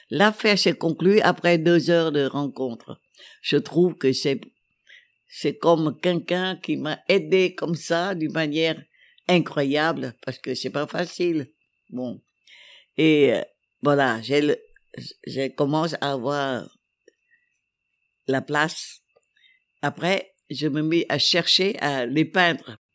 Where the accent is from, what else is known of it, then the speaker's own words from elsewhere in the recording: Hanoi, Vietnam; Je dis oui, je suis venu de Hanoï, mais je suis pas communiste. Je travaillais avant à la télévision du Vietnam.